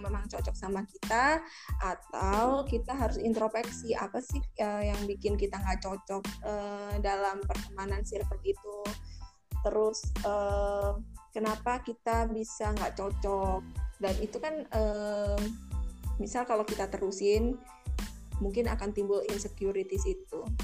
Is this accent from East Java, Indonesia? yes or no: yes; Malang, East Java, Indonesia; moved away as an adult; now in Jakarta, Indonesia; kita dari SM, SMK kan di Malang